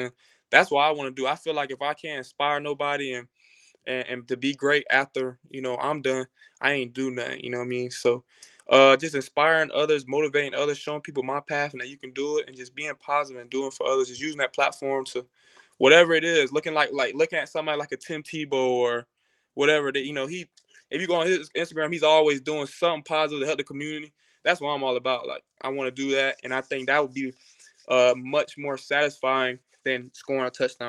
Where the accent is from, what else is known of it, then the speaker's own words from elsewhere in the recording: Jacksonville, Florida, United States; I'm from Jacksonville, Florida. So if anybody knows about Jacksonville, it definitely could be a very, very tough city.